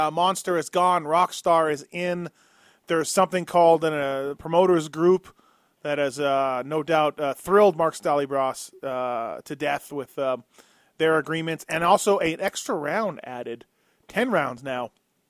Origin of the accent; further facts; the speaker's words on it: Canada; moved away; me being Canadian